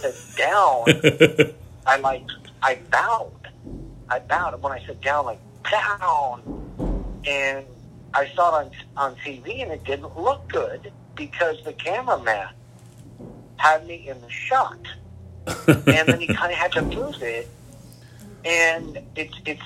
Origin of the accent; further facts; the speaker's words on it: San Antonio, Texas, United States; first language English; Where I grew up in San Antonio, I spoke a little bit of Spanish